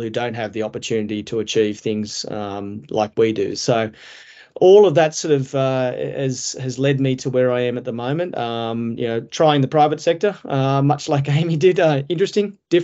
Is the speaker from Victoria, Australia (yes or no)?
no; Dubbo, New South Wales, Australia; I'm a country guy as well, and born and bred in Dubbo